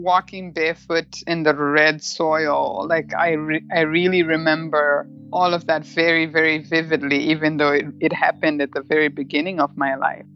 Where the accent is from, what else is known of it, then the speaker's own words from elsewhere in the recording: Murewa, Mashonaland East, Zimbabwe; moved away as an adult; also born or lived in United Kingdom; now in Bellevue, United States; I was born in Murewa, Zimbabwe